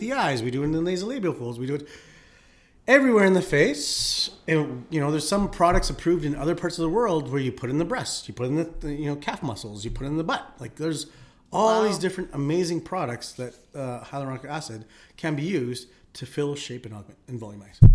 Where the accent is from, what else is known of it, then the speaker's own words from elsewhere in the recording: Philippines; now in Calgary, Canada; I'm Filipino.